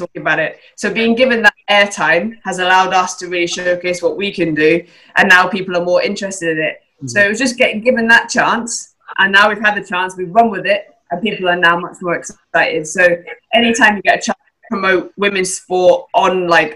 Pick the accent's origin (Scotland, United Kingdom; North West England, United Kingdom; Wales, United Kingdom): Scotland, United Kingdom; now in England